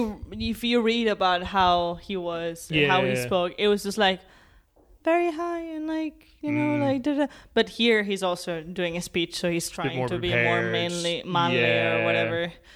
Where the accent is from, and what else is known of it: Spain